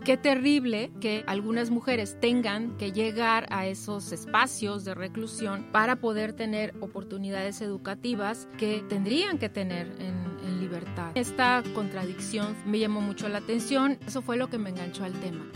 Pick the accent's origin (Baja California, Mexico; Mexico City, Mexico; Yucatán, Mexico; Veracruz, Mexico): Yucatán, Mexico; Yo soy yucateca